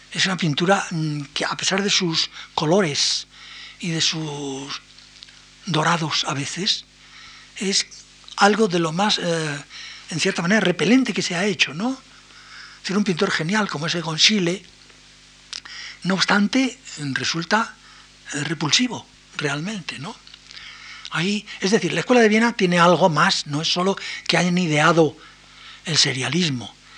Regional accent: Spain; nosotros somos españoles

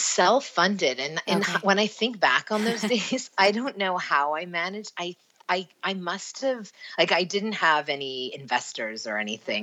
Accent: Vancouver, British Columbia, Canada; moved away as an adult; also born or lived in Paris / London / Toronto; now in Sweden; I was from Vancouver, BC, Canada.

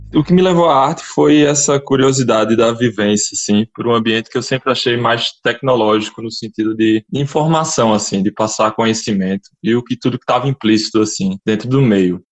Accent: João Pessoa, Paraíba, Brazil; não nasci no Nordeste, mas vivi minha infância e adolescência toda aqui

